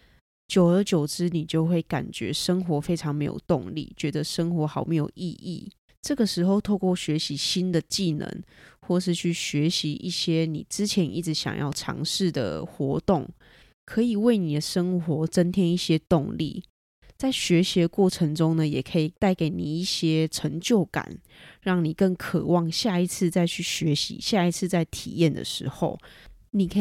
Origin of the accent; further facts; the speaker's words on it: Taiwan; 英文非常台湾国语，然后英文能力相当差的一位台湾学生